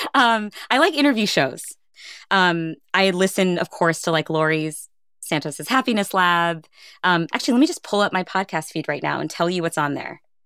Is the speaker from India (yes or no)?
yes; India; I'm Indian